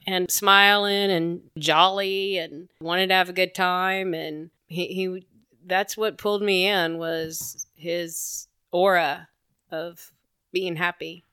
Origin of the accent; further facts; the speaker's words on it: Lake Charles, Louisiana, United States; moved away as an adult; now in Texas, United States; It was great growing up in the South